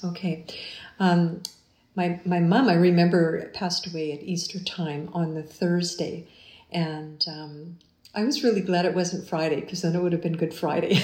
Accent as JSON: {"language": "English", "town": "Winnipeg", "region": "Manitoba", "country": "Canada", "tie": "born or raised there", "moved": "as an adult", "lives_now": "London, Canada", "said": "I was born and raised in Winnipeg, and we raised our three daughters in Winnipeg"}